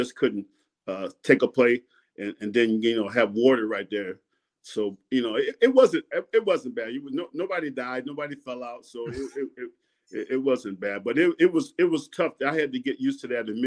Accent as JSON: {"language": "English", "region": "New York", "country": "United States", "also_born_or_lived": "Sanford, Florida", "moved": "yes", "said": "I'm from New York, so they think I'm a New York boy"}